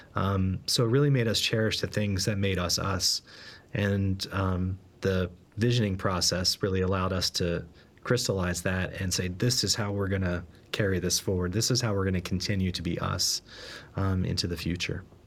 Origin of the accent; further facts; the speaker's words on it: Boston, Massachusetts, United States; now in Philadelphia, United States; I'm a Bostonian, at least at heart, living in Philadelphia